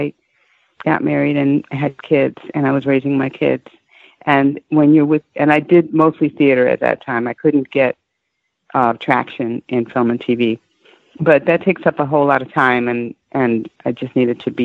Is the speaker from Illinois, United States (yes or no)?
yes; Chicago, Illinois, United States; now in Atlanta, United States; I'm actually from up north. I'm from Chicago, but I've been living in Atlanta for quite